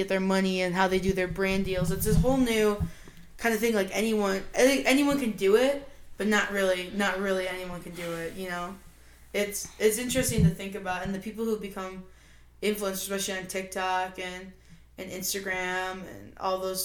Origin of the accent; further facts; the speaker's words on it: United States; me as an American